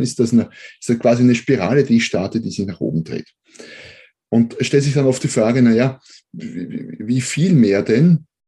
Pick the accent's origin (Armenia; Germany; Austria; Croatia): Austria; accent: Austrian; bin Österreicher, wie man wahrscheinlich hört